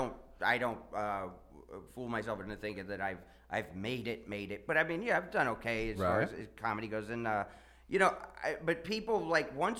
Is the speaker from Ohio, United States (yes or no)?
yes; Ohio, United States; now in Las Vegas, United States; I grew up in Ohio